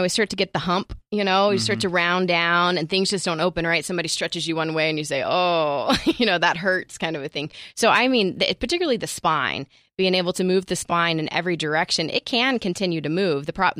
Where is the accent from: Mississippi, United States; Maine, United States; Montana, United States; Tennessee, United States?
Tennessee, United States; Nashville; moved away; So I come from Nashville. I moved out here from Nashville